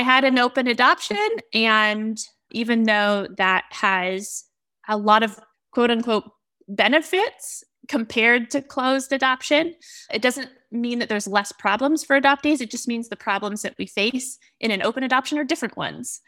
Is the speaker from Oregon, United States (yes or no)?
yes; Oregon, United States; I was raised in Oregon, born and raised in Oregon